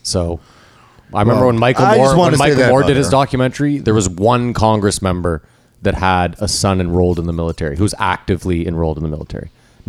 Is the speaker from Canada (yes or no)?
yes; Canada; We're Canadian.